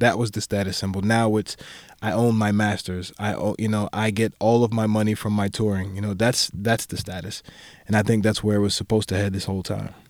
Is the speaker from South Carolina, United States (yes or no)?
no; Maryland, United States; I'm from Maryland, so I'm from the D M V